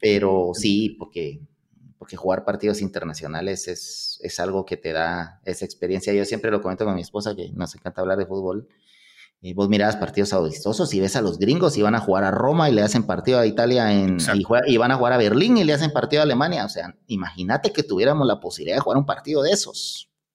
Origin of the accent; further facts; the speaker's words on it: Guatemala; yo soy un poquito más, o sea, ilusionado y todo, como guatemalteco